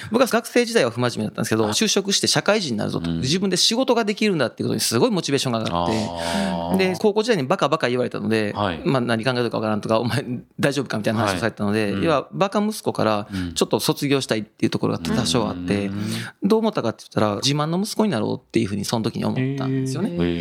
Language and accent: Japanese; Komono, Mie, Japan; 三重県の菰野町というところで、はい四日市市の少し西にあたる部分ですね。えー、滋賀県との県境にある山のふもとですね、